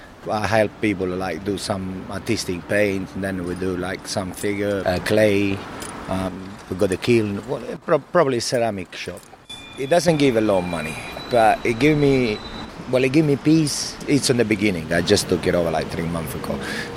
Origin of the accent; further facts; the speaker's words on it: Paris, Île-de-France, France; English is a second language; I'm from Paris. I'm French university in order to be English teacher.